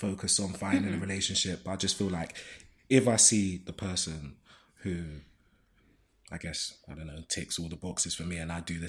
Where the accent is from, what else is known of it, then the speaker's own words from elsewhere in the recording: London, United Kingdom; And then there's a flip side of growing up in Zone 1 in Shoreditch in Old Street.